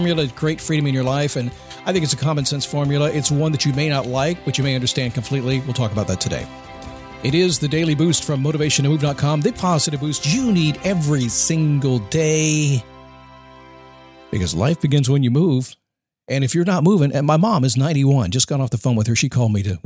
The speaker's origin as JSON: {"language": "English", "country": "United States", "said": "I'm an American"}